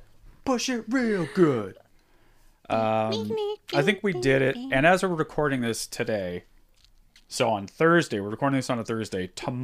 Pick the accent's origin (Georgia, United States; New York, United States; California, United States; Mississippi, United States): California, United States; San Juan Capistrano; we grew up in Fantasyland. That little downtown San Juan, the Mission, that train.